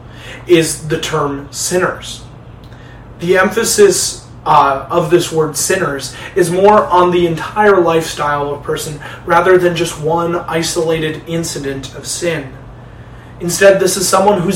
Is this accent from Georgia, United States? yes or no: no; Detroit, Michigan, United States; moved away as an adult; also born or lived in Chicago; I moved back home to Detroit from Chicago after graduating from Moody just a couple of weeks ago.